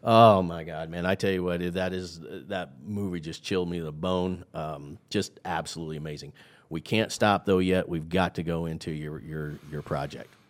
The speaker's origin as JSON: {"language": "English", "region": "Midwest", "country": "United States", "said": "I'm from the Midwest"}